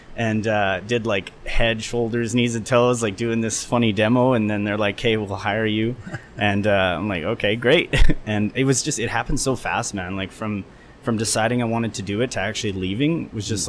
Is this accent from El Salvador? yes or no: no; Edmonton, Alberta, Canada; also born or lived in Beijing, China / Qingdao, China; decided to come back home to Edmonton, my hometown